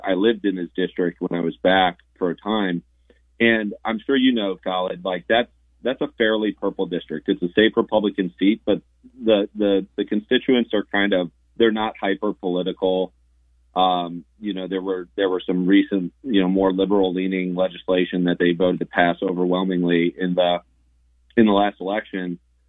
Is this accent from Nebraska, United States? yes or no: no; Ohio, United States; born there; also born or lived in Los Angeles / South Carolina; I lived in L.A. for a while. I was born in Ohio, and I sort of stopped through on my move back to South Carolina